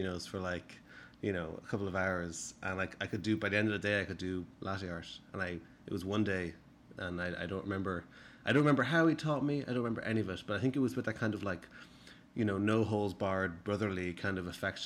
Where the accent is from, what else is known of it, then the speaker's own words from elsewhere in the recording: Skerries, Leinster, Ireland; moved away as an adult; now in United States; I used to work in an Italian restaurant in my hometown in Skerries, in just north of Dublin.